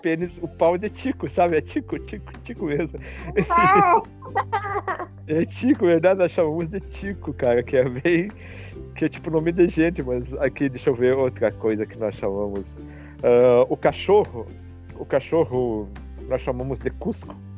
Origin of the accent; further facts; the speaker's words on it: Rio Grande do Sul, Brazil; nós gaúchos aqui nós temos uma, um, uma palavra mais um palavrado mais pobre